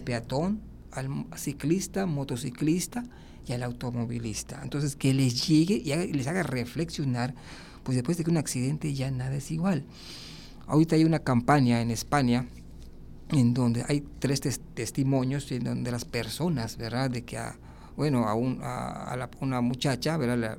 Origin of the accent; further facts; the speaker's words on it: Yucatán, Mexico; moved away as an adult; also born or lived in Monterrey, Nuevo León; now in Mérida, Mexico; yo creo que todos los yucatecos